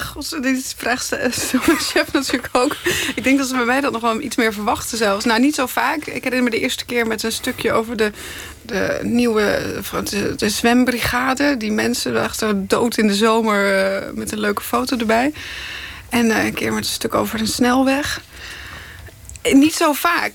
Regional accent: Krabbendijke, Zeeland, Netherlands; Ik kom uit Zeeland, uit Krabbedijken

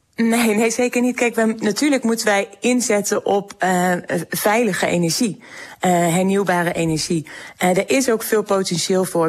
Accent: Groningen, Netherlands; ik kom zelf uit Groningen, ik woon in Groningen

